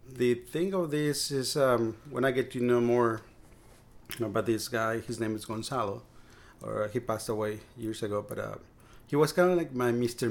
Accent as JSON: {"language": "English", "region": "Mexico City", "country": "Mexico", "tie": "born or raised there", "also_born_or_lived": "Maryland / Key Biscayne, Florida", "moved": "as an adult", "lives_now": "Brownsville, United States", "said": "I was uh, born and raised in Mexico City, and we never owned a car."}